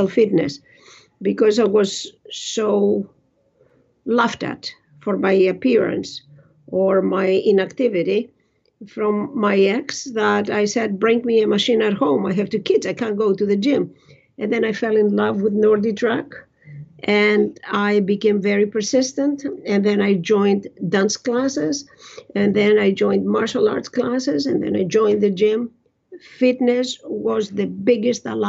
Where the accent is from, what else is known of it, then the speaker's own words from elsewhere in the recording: Greece; now in Canada; I was born in Greece and all of that. I left a different world there when I came to Canada.